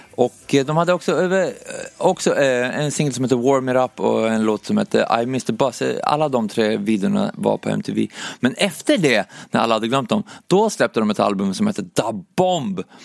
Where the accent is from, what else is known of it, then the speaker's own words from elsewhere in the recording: Umeå, Västerbotten County, Sweden; moved away; jag föddes i Umeå i alla fall 1986 och det, det, första minnet som jag har därifrån när jag, när jag växte upp